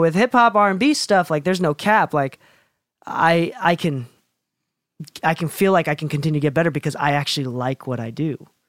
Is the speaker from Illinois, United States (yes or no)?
yes; Chicago, Illinois, United States; now in Provo, United States; I grew up in Chicago